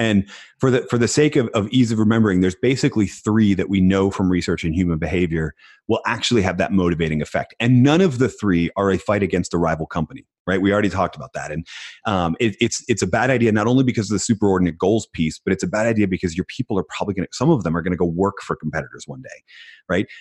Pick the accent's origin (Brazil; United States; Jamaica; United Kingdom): United States; Philadelphia, Pennsylvania; I was born in Philadelphia and we're like the city of underdogs